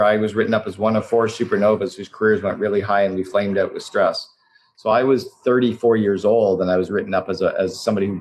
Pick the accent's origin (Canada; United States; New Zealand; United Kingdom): Canada; now in Vancouver, Canada; I'm Canadian